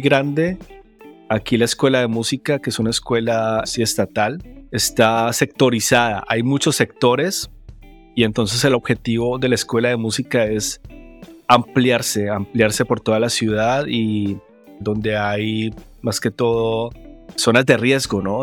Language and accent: Spanish; Colombia; como colombiano